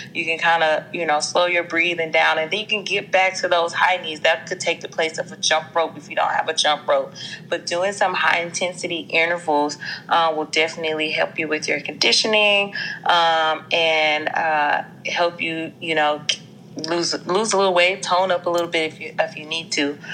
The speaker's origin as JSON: {"language": "English", "town": "Jackson", "region": "Mississippi", "country": "United States", "accent": "twang", "moved": "as an adult", "lives_now": "Los Angeles, United States", "said": "I'm from Jackson, Mississippi, from the dirty South. So forgive me if my accent is a little got a little twang to it"}